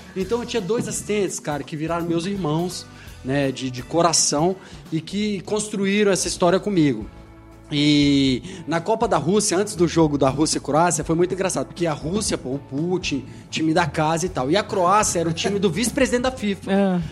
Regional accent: Poços de Caldas, Minas Gerais, Brazil; Mineiro, sou mineiro

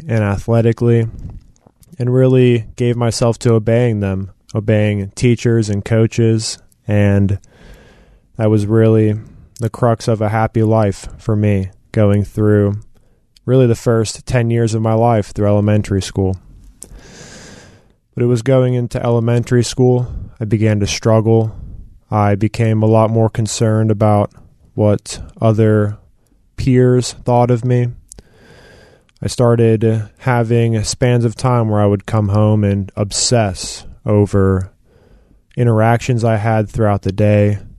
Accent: Marietta, Georgia, United States; I was born in Marietta, Georgia, to two loving parents. Grew up with a younger sister and two younger brothers in the house

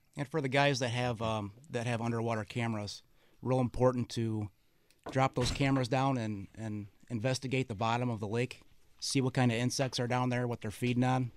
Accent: Illinois, United States; We're from Illinois

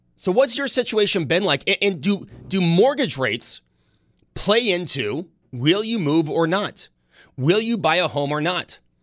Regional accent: Buffalo, New York, United States; growing up on Mount Vernon, we would walk down LeBrun

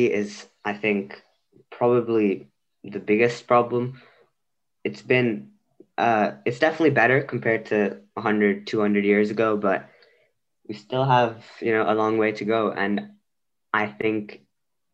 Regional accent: India; now in Belgium; I am Indian and I live in Belgium

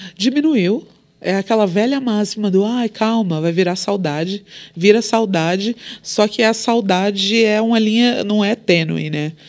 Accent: Brazil; Sou brasileira

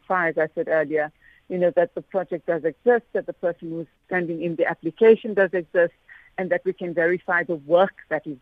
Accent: Johannesburg, Gauteng, South Africa; I'm from the Fordsburg community, you know, where the Oriental Plaza is in Fordsburg

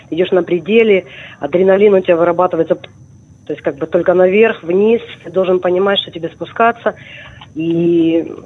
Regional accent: Crimea, Ukraine; born there; на самом деле я начала ходить в горы в 81 году, потому что я родилась в Крыму.

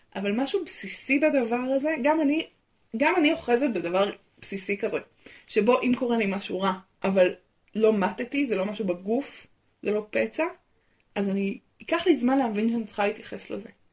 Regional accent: Israel; נולדתי בארץ

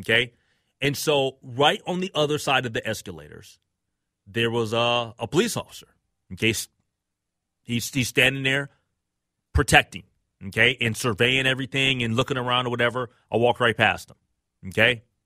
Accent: Minneapolis, Minnesota, United States; I'm from North Minneapolis

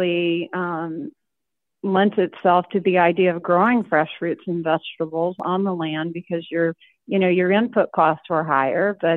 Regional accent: southern Illinois, United States; what that was like growing up in southern Illinois

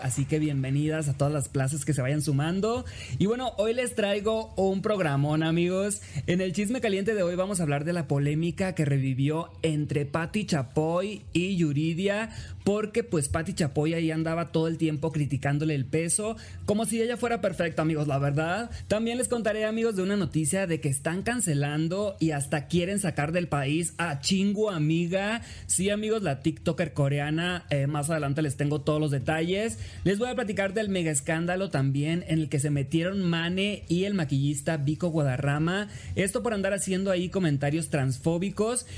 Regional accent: Los Mochis, Sinaloa, Mexico; now in Mexico City, Mexico; soy originario, amigos, de Los Mochis, Sinaloa

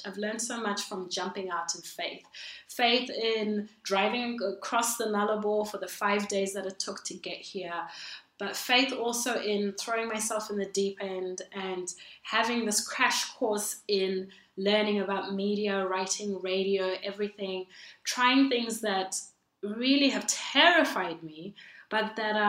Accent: Zimbabwe; also born or lived in Perth, Australia; now in Melbourne, Australia; Originally, I'm from Zimbabwe

